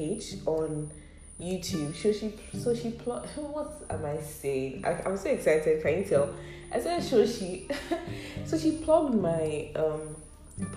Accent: Ibadan, Oyo, Nigeria; I am from Oyo State, Ibadan to be precise. I'm Yoruba

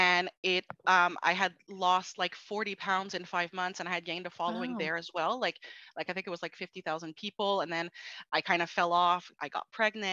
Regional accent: Montreal, Quebec, Canada; I'm from Montreal, Quebec

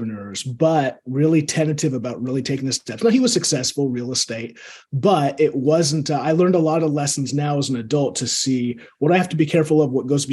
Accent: Seattle, Washington, United States; I grew up here in Seattle

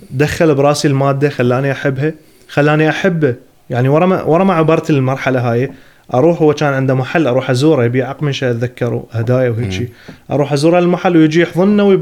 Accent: Iraq; born or raised there; moved away

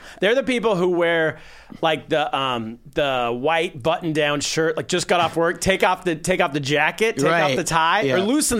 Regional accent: California, United States; I'm from California.

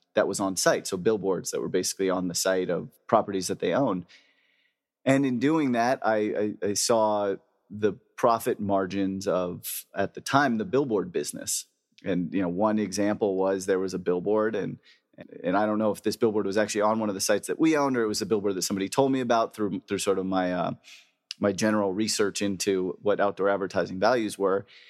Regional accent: El Segundo, California, United States; I grew up in El Segundo, California

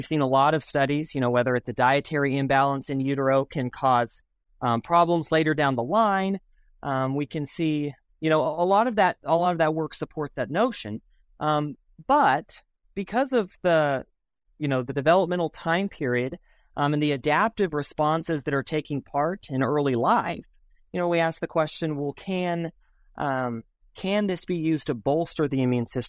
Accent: New Mexico, United States; I'm from New Mexico. My family's in Albuquerque, New Mexico, and so I grew up in southern New Mexico, involved in agriculture and stuff

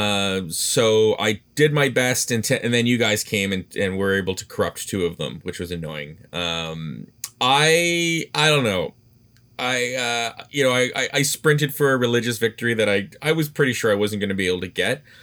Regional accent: Canada; as a Canadian

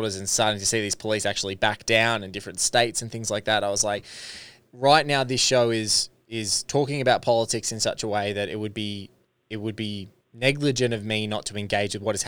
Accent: Australia; you as an LA resident, me as an Australian

